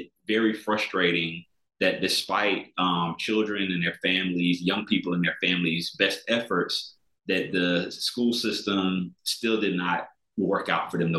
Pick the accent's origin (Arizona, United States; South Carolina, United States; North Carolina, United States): South Carolina, United States; I grew up in South Carolina